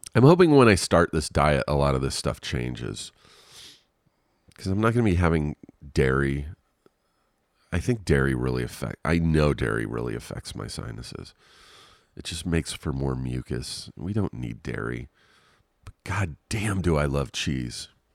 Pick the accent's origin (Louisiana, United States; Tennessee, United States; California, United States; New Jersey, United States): California, United States; Riverside; moved away as an adult; now in Los Angeles, United States; I grew up in Riverside an hour outside of Los Angeles.